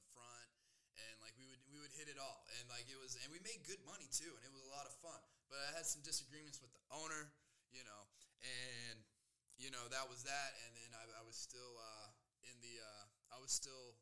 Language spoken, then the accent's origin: English; South Carolina, United States; moved away as an adult; now in Denver, United States; I grew up in South Carolina